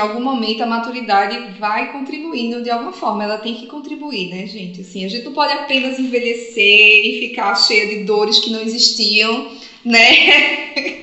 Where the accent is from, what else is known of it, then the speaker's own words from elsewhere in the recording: Northeast Region, Brazil; eu falo aqui como nordestina